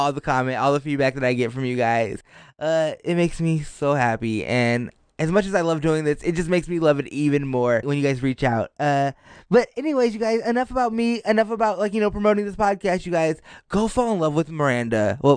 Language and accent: English; New York, United States; because I'm, I'm a New Yorker.